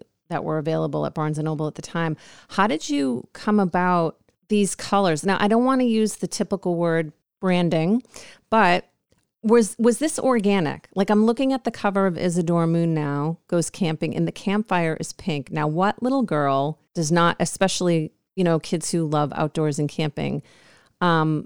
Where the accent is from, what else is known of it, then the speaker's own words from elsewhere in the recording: New York, United States; now in California, United States; I'm from New York